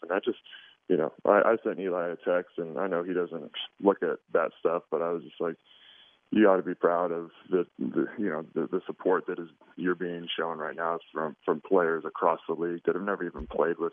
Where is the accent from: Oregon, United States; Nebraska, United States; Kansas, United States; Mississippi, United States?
Oregon, United States; I was born and raised in Oregon